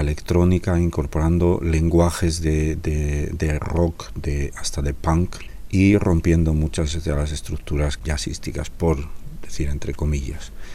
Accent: Laredo, Cantabria, Spain; la zona de donde soy, de Laredo

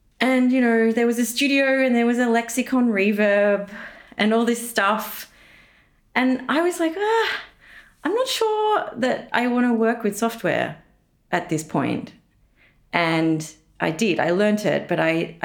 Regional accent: Tasmania, Australia; moved away as an adult; now in Berlin, Germany; I'm from Tasmania, which is like an island underneath Australia, slightly different culturally.

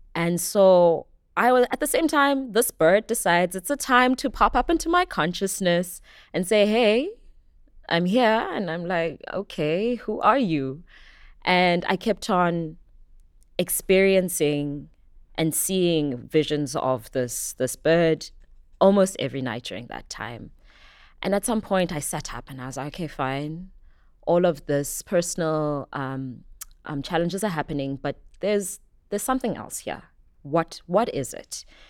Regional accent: Johannesburg, Gauteng, South Africa; moved away as an adult; also born or lived in KwaZulu-Natal; now in Cape Town, South Africa; Born in KwaZulu Natal, brought up in Johannesburg, and have currently made Cape Town my home

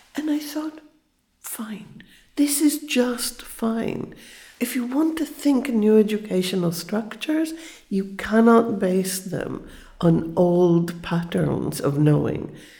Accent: Israel; I was born in Israel. It was a very new country. Everything was invented

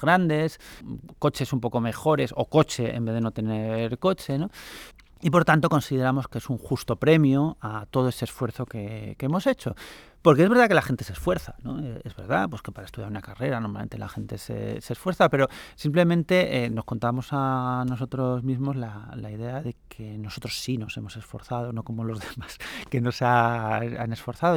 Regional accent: Asturias, Spain; now in Madrid, Spain; yo, soy asturiano

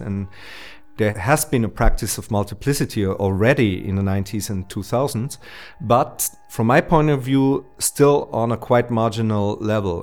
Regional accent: Austria; also born or lived in Vienna; I was uh, growing up in the Austrian province

